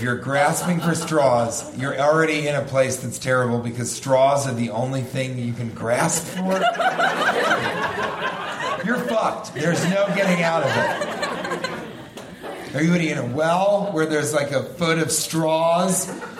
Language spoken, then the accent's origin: English; Santa Cruz, California, United States; I'm not from San Diego. I'm from Santa Cruz, motherfucker.